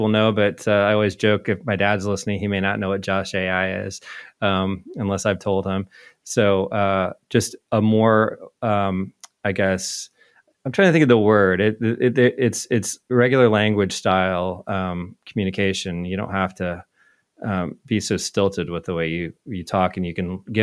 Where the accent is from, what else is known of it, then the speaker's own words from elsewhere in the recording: Indianapolis, Indiana, United States; very close to where I grew up, actually, in Indianapolis